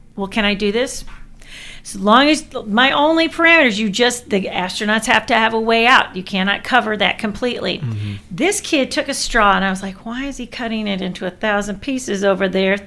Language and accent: English; Tennessee, United States; I'm from Tennessee.